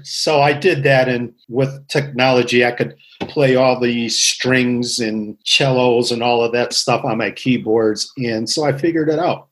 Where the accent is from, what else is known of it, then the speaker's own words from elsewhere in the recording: Waterbury, Connecticut, United States; I grew up in Waterbury, Connecticut. I was born here, lived all my life here.